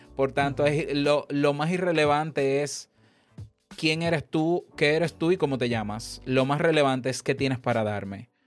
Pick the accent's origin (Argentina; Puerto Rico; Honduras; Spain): Honduras; aquí en mi país